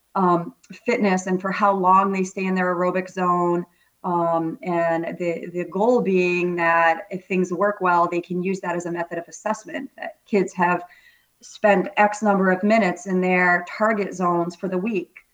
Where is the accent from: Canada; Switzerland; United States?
United States; Vermont; moved away as an adult; also born or lived in Acton, Massachusetts; I'm a native New Englander, born and raised in Vermont